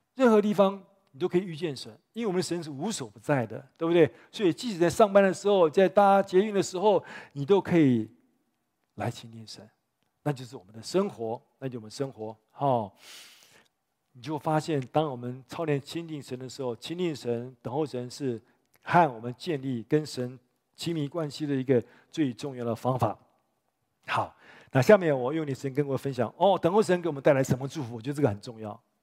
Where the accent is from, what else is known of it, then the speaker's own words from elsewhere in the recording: Taipei, Taiwan; also born or lived in United States; 我五岁就在教会长大嘛，在这长大嘛